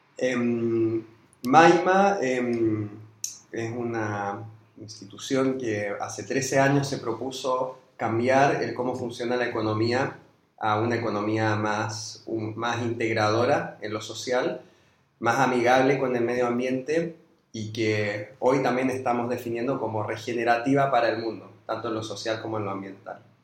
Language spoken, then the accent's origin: Spanish; Chile; moved away as an adult; now in Argentina; yo soy chileno, llegué hace cinco años y medio, seis, acá en Argentina